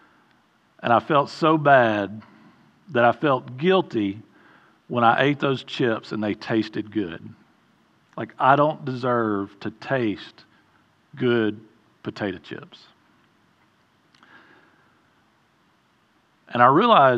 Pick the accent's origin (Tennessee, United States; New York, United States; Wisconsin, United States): Tennessee, United States; Mount Juliet; I grew up mostly here in Mount Juliet. Went to Mount Juliet Elementary, Mount Juliet Junior High, Mount Juliet High School